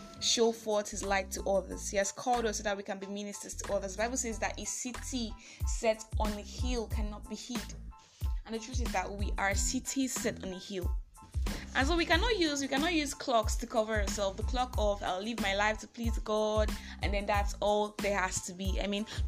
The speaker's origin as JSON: {"language": "English", "country": "Nigeria", "said": "I'm that Nigerian Christian"}